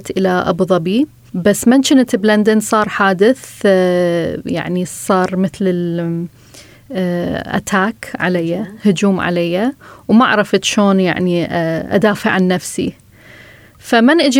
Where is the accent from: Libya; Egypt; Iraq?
Iraq; من العراق، وهذه قصتي.